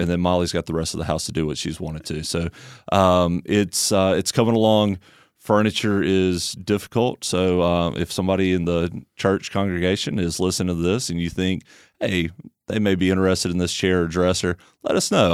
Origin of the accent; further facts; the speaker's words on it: Tuscaloosa, Alabama, United States; moved away; I grew up in Tuscaloosa, Alabama